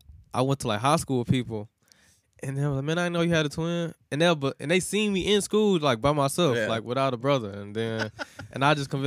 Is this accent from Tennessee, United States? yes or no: yes; Nashville, Tennessee, United States; So, I'm from East Nashville, Tennessee.